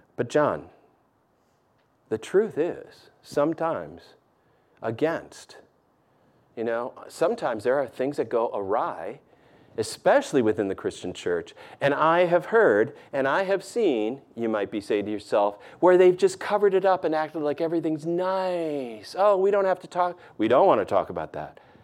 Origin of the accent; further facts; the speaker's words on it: the North, United States; moved away; also born or lived in the South (US); I've lived in the South enough, even though I'm a Yankee from the North